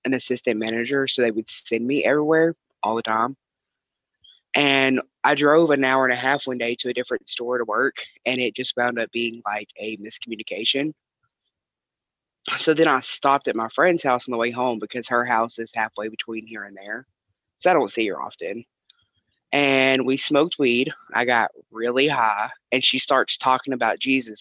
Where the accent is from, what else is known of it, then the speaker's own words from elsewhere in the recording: Tennessee, United States; I am from Tennessee